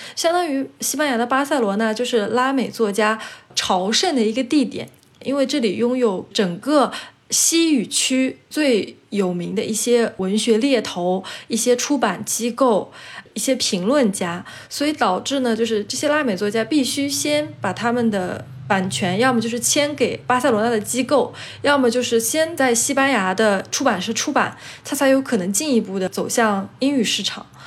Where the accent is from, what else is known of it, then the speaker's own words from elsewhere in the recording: China; also born or lived in Chile; now in Spain; 我是中国